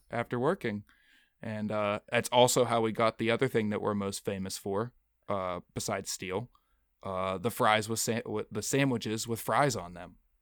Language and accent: English; Pittsburgh, Pennsylvania, United States; came on as a part-time guide here in my hometown of Pittsburgh